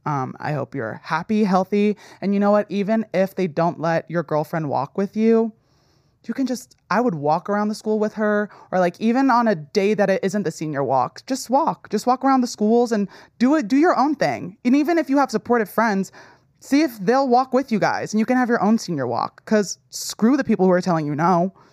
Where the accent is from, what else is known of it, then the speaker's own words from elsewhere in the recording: New Jersey, United States; I grew up in New Jersey where it was, like, very liberal